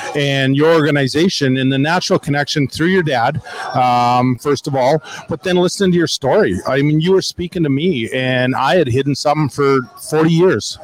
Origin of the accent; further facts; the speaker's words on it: Swift Current, Saskatchewan, Canada; I was born in Swift Current